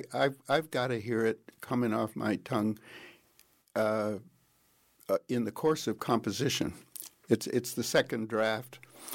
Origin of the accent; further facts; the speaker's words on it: Princeton, New Jersey, United States; I grew up on the Princeton campus, really, because my dad was a doctor